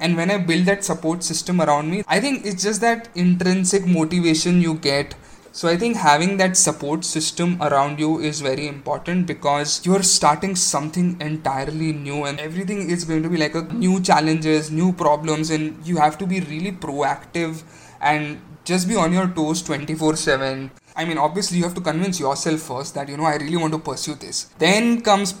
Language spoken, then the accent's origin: English; Aurangabad, Maharashtra, India; moved away as an adult; also born or lived in Pune; So I was born and brought up in Aurangabad